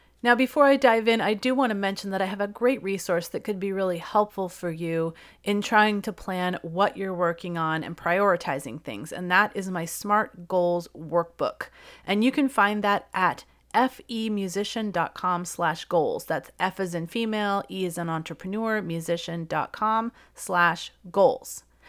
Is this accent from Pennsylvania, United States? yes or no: no; California, United States; So, as many of you know, I'm from California.